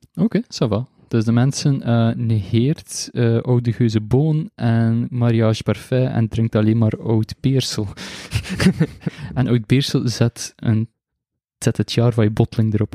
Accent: Belgium; accent: mix of the coast; Ik ben van België en ik, en ik spreek Nederlands en Frans

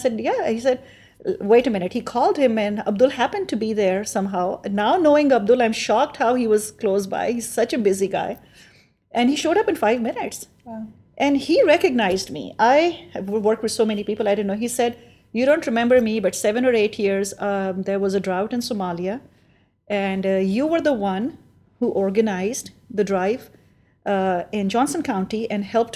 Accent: Pakistan; moved away as an adult; now in Kansas City, United States; the background of my life in Pakistan

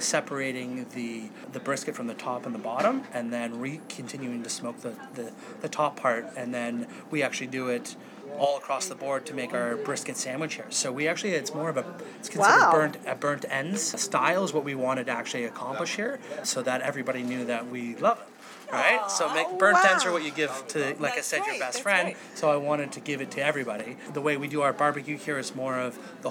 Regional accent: Toronto, Ontario, Canada; I'm from Toronto

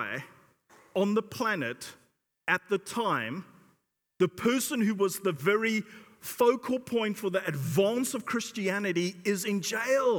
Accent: South Africa; now in United Kingdom; I come from South Africa

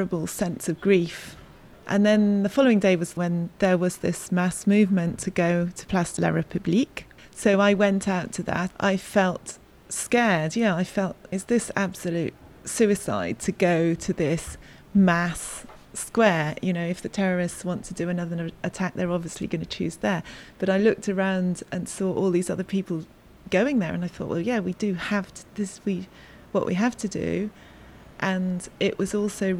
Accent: Somerset, South West England, United Kingdom; moved away as an adult; now in Paris, France; I grew up in Somerset, England

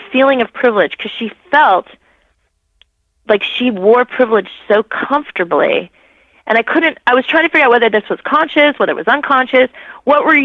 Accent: Los Angeles, California, United States; I grew up in Northridge, you know, kind of the north part of the valley

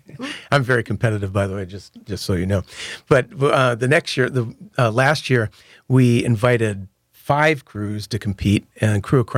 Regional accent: Michigan, United States; now in New Orleans, United States; And me growing up in Michigan, I was in plenty of snowball fights.

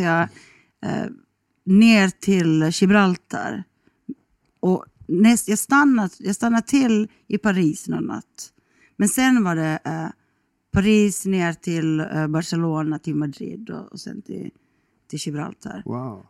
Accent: Kronoby, Ostrobothnia, Finland; accent: Finland-Swedish; first language Swedish; moved away as an adult; also born or lived in Helsinki, Finland / London, United Kingdom; now in Stockholm, Sweden; jag kommer från, jag, jag, tio kilometer därifrån finns mm. det en liten kommun som heter Kronoby kommun.

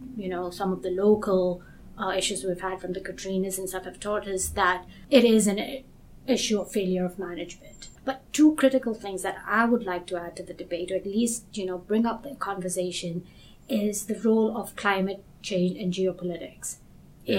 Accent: Kenya; moved away; also born or lived in United States; I'm originally from Kenya, but I've gone to, to school in the US

